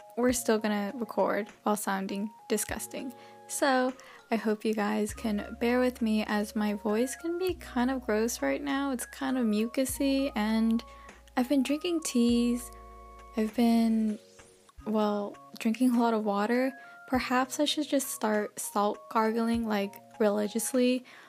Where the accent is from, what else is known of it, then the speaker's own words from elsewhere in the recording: United States; moved away as an adult; also born or lived in Canada; now in Texas, United States; originally I'm from the States.